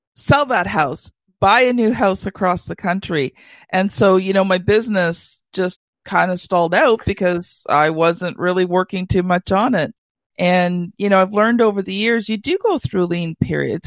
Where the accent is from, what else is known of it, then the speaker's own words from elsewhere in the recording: Canada; being a Canadian